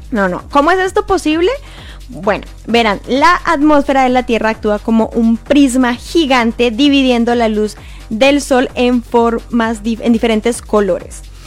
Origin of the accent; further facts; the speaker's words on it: Colombia; now in Montreal, Canada; soy colombiana